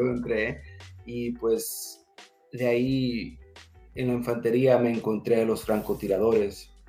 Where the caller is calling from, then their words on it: San Diego, California, United States; En San Diego, California.